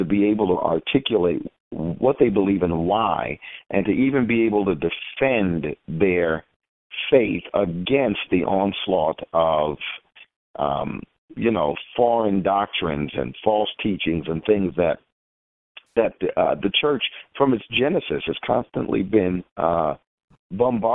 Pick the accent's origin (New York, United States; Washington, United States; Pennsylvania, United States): New York, United States; New York City; now in Atlanta, United States; I am originally from Queens, New York